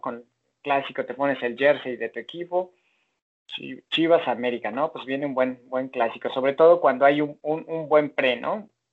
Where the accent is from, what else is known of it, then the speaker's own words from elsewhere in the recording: Mexico; yo nací en México